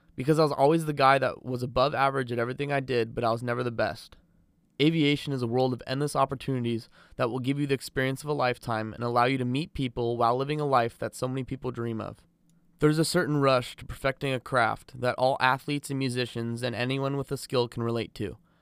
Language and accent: English; south of Los Angeles, Southern California, United States; I was raised in Southern California, south of L